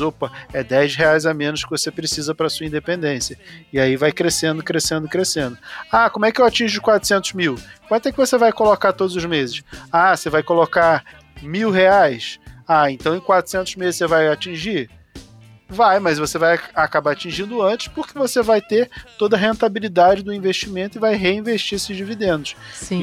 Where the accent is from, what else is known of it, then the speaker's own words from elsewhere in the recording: Rio de Janeiro, Brazil; eu nasci numa comunidade carente no Rio de Janeiro, eu sou lá do bairro do Rio Comprido, no Rio de Janeiro